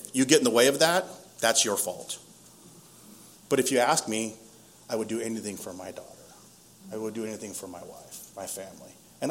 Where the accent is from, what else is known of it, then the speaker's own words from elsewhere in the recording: Lakeside, California, United States; Growing up in Lakeside, I grew up in a really close, functional, dysfunctional family.